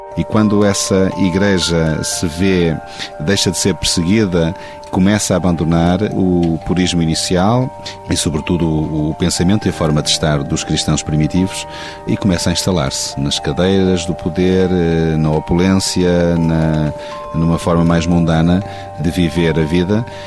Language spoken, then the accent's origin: Portuguese; Penafiel, Norte, Portugal; born or raised there